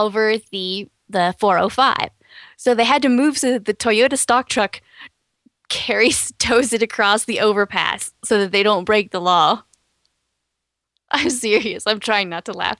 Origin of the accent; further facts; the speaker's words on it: Texas, United States; I'm from Texas